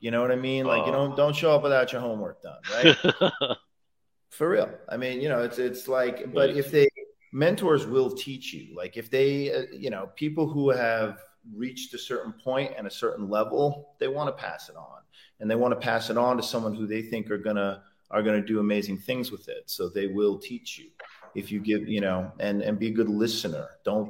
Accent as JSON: {"language": "English", "region": "New York", "country": "United States", "tie": "born or raised there", "said": "I grew up in around New York, so it was just a treat to go to New York."}